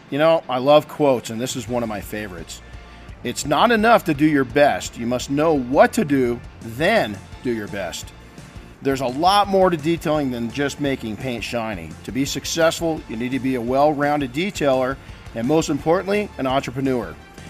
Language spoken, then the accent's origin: English; Big Bear Lake, California, United States; my hometown, in the beautiful town, I may say, of Big Bear Lake, California.